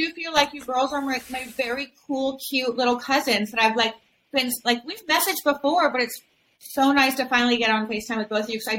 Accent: Florida, United States; also born or lived in Fort Lauderdale; Fort Lauderdale just feels like home. I'm from Florida anyways, and of course, I lived here many years on various boats.

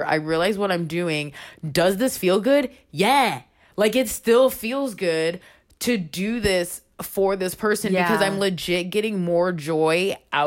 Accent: Florida, United States; also born or lived in Baltimore, Maryland; I was born in Baltimore, but I grew up in Florida

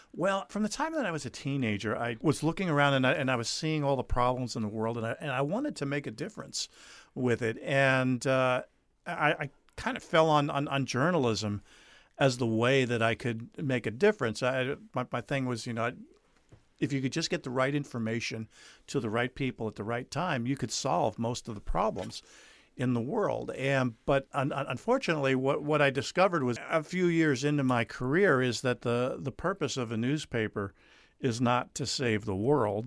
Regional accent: New Jersey, United States; moved away as an adult; also born or lived in South Carolina; I grew up in New Jersey, graduated high school there.

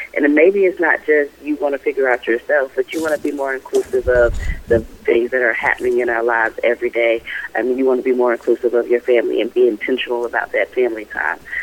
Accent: Raleigh, North Carolina, United States; I hail from Raleigh, North Carolina

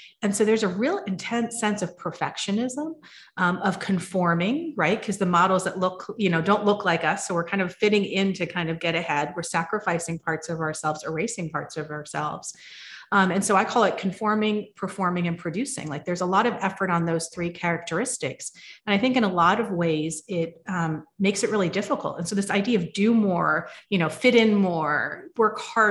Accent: United States; I was born and raised in the United States

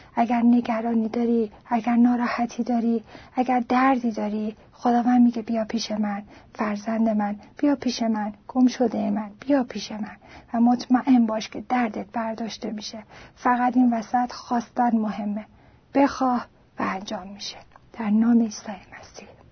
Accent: Iran; ایرانی هستم و در ایران به دنیا آمدم

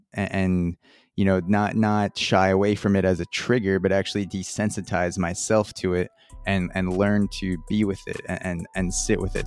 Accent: Long Island, New York, United States; I grew up in a middle upper class household in Long Island

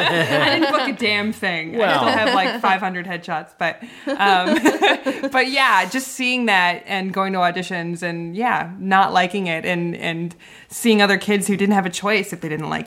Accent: Los Angeles, California, United States; I grew up out here in North Hollywood

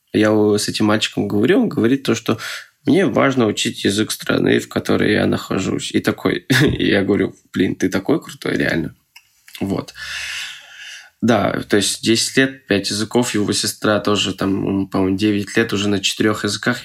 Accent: Moscow, Russia; moved away as an adult; now in Przemyśl, Poland; я таджик, но я из Москвы

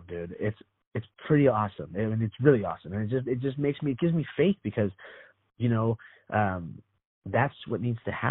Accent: Orange County, California, United States; I grew up here in Orange County

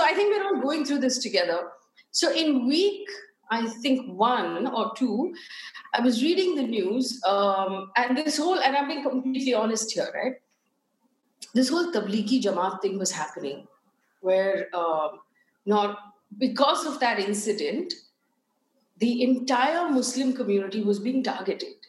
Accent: Chikmagalur, Karnataka, India; also born or lived in Bangalore; I was born in Chikmagalur

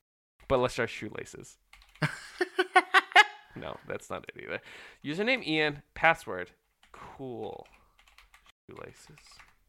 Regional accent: Wellington, New Zealand; born there; My parents are Dutch. I was born in Wellington.

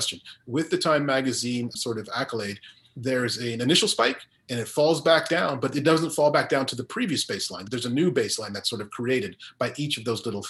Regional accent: Zambia; moved away; also born or lived in Guyana; I didn't grow up in Guyana. I grew up in Zambia primarily

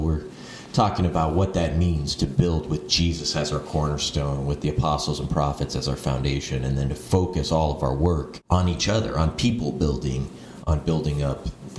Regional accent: Phoenix, Arizona, United States; also born or lived in Ohio / Virginia / Hawaii; Yeah, I'm sort of from all over. I was born in Ohio, moved there. My first birthday was when we were moving out to Phoenix. Moved to Virginia when I was 11, Washington, D.C. area, and then back to Ohio for a couple years

